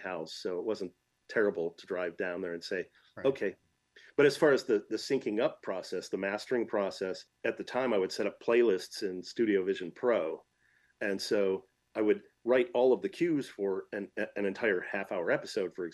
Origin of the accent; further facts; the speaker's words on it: Michigan, United States; I grew up in Michigan, so it's nearly Canadian